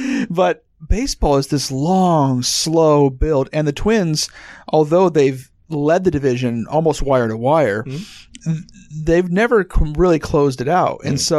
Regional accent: Ohio, United States; now in Minnesota, United States; I grew up in Ohio, but I grew up on the other side of the state from both the Indians and the Reds.

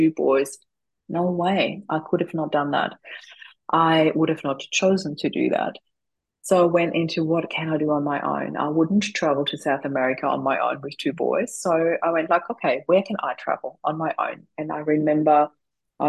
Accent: Austria; moved away as an adult; now in Australia; I'm originally from Austria

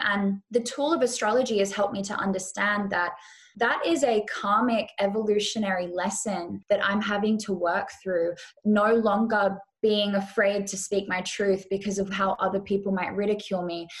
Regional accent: Western Australia, Australia; moved away; also born or lived in Bali / Europe / California; I grew up or I was born in Western Australia

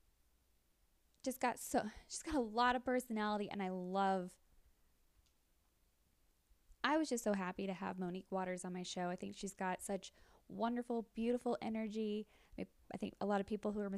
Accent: Mexico, Missouri, United States; now in Kansas City, United States; I'm originally from Mexico, Missouri, so okay. Mid Missouri, but then up here

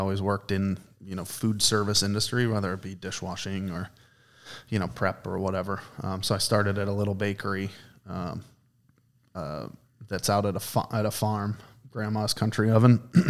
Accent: Export, Pennsylvania, United States; I did. I grew up right outside of Murraysville, a small town called Export. Not a lot of people have heard of it

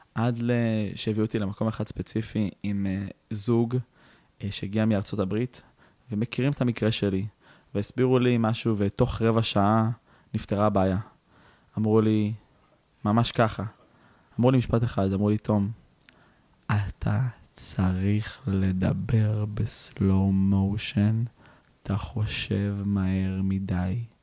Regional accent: Israel; אנחנו ישראלים

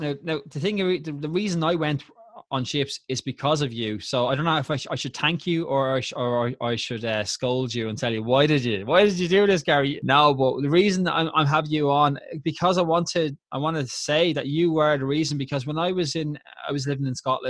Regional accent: Dublin, Leinster, Ireland; I'm from Tala, I'm from Tala, and Tala gets a reputation.

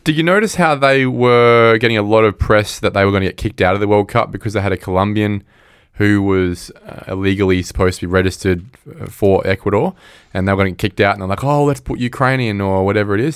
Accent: Australia; it sucks being an Australian

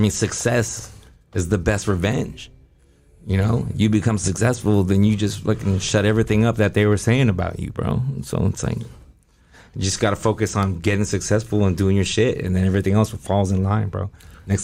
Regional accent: Taiwan; born there; Like, I was born in Taiwan. We were born all over the world.

